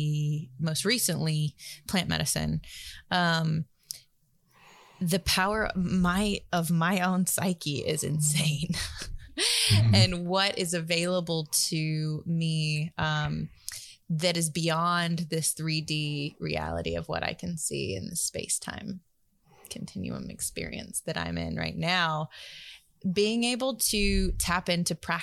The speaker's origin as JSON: {"language": "English", "region": "the South", "country": "United States", "tie": "born or raised there", "said": "growing up in the South, we had a lot of thunderstorms"}